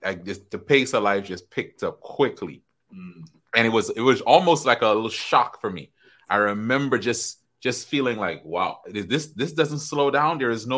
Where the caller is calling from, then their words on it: Tampa, Florida, United States; Tampa, Florida. Right here in Tampa, Florida. The weather's beautiful.